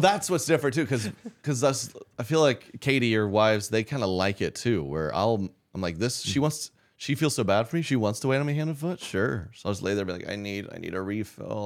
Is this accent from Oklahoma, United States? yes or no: yes; Oklahoma City, Oklahoma, United States; I grew up in Oklahoma City